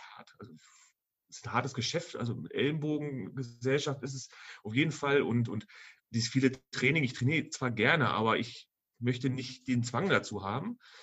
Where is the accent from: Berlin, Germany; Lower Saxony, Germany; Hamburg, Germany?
Lower Saxony, Germany; Rodenberg; Ich komme aus Altenhagen 2, da gab es damals noch einen kleinen Dorfladen